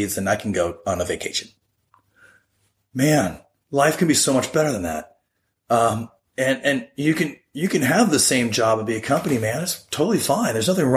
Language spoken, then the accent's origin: English; United States; being an American